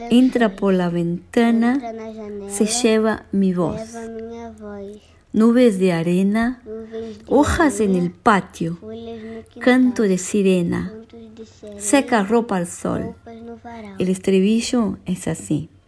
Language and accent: Spanish; Brazil; moved away; soy de Brasil